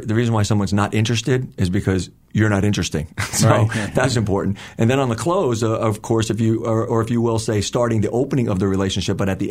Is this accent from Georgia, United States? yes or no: no; New Jersey, United States; we're all from Jersey